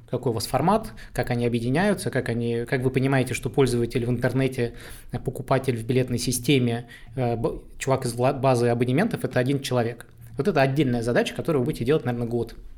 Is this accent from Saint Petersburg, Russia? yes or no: yes; Saint Petersburg, Russia; я простой парень из Петербурга, вырос в жопе этого самого города